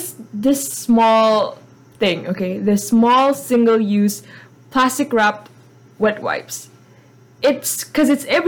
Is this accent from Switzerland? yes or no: no; Indonesia; I'm from Indonesia